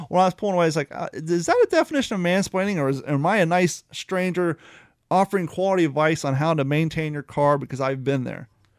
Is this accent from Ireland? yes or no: no; New York, United States; I can be a dick. I'm from New York.